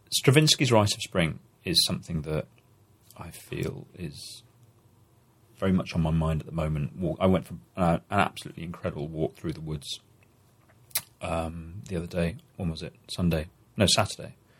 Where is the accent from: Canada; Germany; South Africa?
Germany; now in Belgium; I'm a German who lives in Belgium